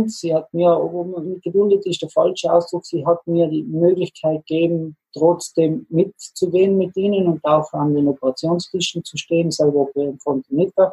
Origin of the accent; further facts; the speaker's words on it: Trentino-Alto Adige, Italy; also born or lived in Innsbruck, Austria; Da sind wir Südtiroler als Ausländer natürlich gesehen, weil wir die, die italienische Sprache nicht als Muttersprache hatten.